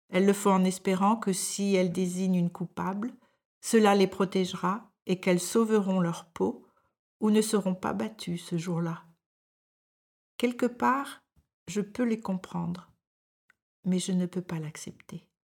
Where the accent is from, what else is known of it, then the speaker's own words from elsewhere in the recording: France; moved away as an adult; now in Denmark; je suis française et je vis au Danemark depuis plus de quarante ans